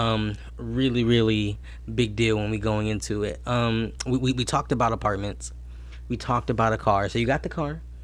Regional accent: New Jersey, United States; I'm from New Jersey

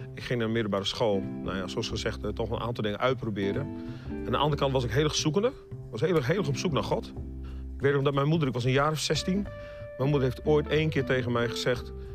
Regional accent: Groningen, Netherlands; moved away; also born or lived in Leiden / Breda; van oorsprong ben ik dus een echte Groninger

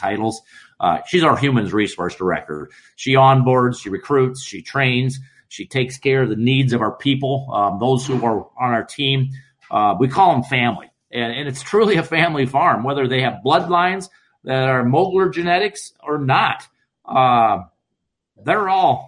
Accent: Iowa, United States; We're from Iowa

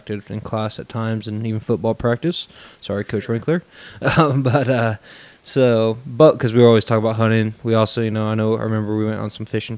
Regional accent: Illinois, United States; I'm from Illinois

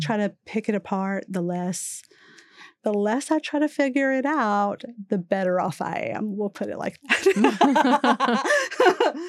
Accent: Louisiana, United States; I grew up in Louisiana, immersed in Catholicism

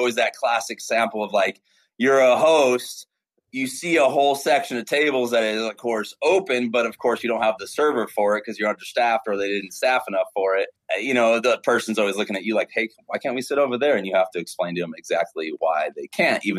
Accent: Santa Clarita, California, United States; I grew up in a place called Santa Clarita, California. It's about an hour north of LA.

